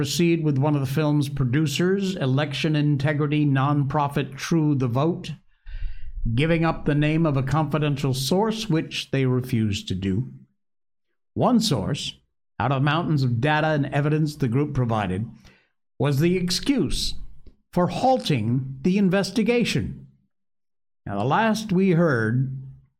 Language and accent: English; Connecticut, United States; Connecticut, my home state